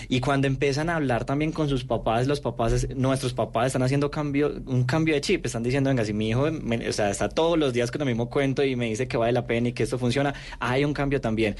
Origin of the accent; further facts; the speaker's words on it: Medellín, Antioquia, Colombia; now in Bogotá, Colombia; yo que soy de Medellín